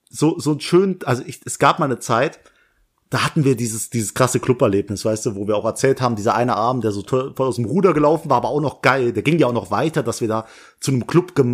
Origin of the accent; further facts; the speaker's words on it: Langweiler, Rhineland-Palatinate, Germany; in der Nähe von Langweiler, dem Dorf, wo ich herkomme